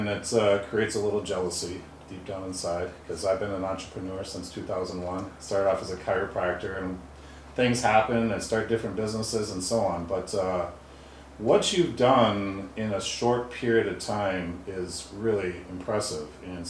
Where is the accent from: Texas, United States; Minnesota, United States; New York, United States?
Minnesota, United States; Annandale; I'm from Annandale.